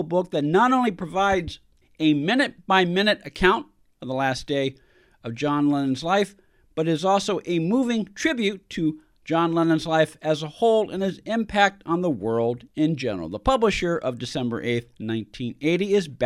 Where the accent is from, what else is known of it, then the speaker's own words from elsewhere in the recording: San Francisco, California, United States; I grew up in Northern California. Specifically, I grew up in San Francisco